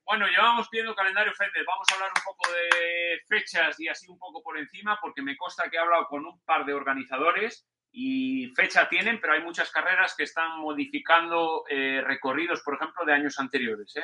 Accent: Cantabria, Spain; voy a intentar correr lo que pueda en Cantabria, voy a intentar correr lo que pueda en mi tierra

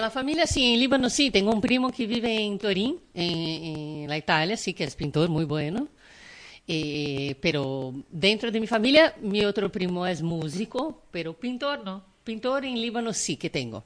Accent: Brazil; Spanish is a second language; now in Ibiza, Spain; Soy de Brasil, hija de libaneses

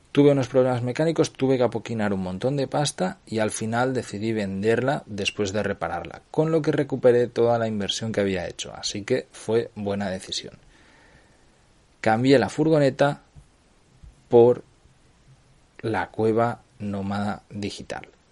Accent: Cardedeu, Catalonia, Spain; Compré un local aquí en el pueblo de, de mi madre, en mi pueblo, en Cardedeu

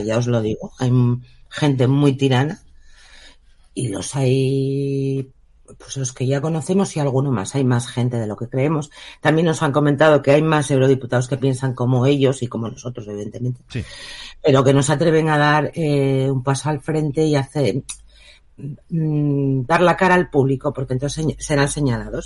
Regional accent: Spain; soy española

